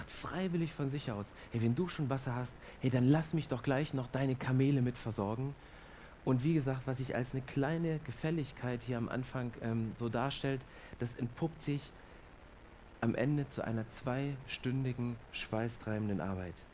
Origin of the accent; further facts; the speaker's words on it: Germany; Und ich bin Deutscher und ich mag es zu prüfen, ich mag es zu kontrollieren.